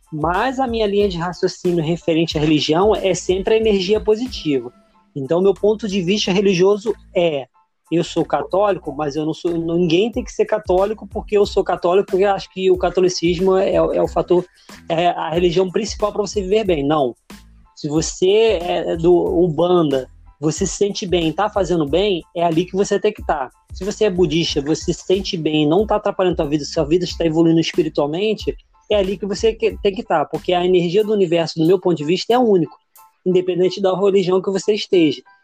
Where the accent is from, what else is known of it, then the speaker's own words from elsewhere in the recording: Brazil; Eu sou brasileiro